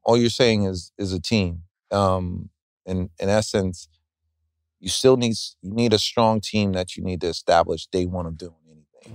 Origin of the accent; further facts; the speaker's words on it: New York, United States; being a New Yorker